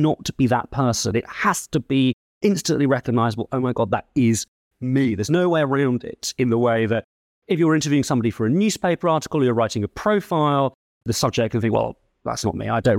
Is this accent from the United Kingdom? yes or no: yes; United Kingdom; I suppose I'm British and Jewish.